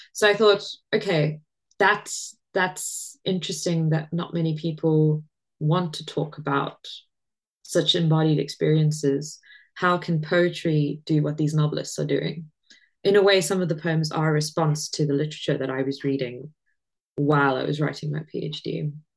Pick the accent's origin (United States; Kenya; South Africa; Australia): South Africa; growing up in South Africa, you it's a very religious country